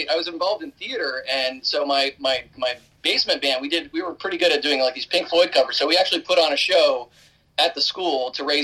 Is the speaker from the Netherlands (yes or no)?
yes; Netherlands; English is a second language; now in United States; you know, growing up in Holland, so it's a little different experience in the 70s.